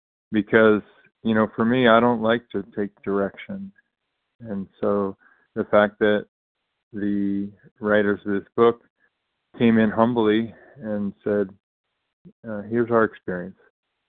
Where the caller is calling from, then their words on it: California, United States; recovering compulsive eater from California, bright and early.